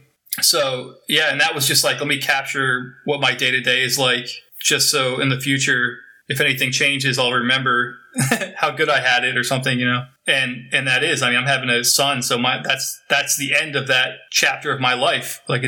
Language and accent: English; New Jersey, United States; born there; moved away; Well, I was born in New Jersey.